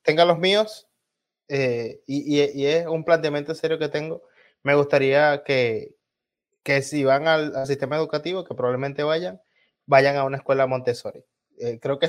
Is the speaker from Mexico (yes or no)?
no; Venezuela